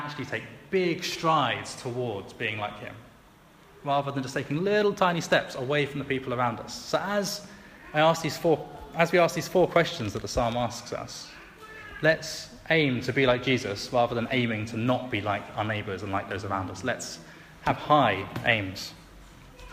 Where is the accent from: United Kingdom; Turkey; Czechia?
United Kingdom; England; especially as an Englishman